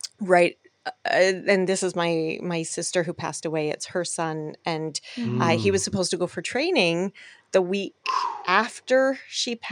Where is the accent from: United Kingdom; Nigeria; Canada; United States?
Canada; Alberta; now in Vancouver, Canada; I'm from Alberta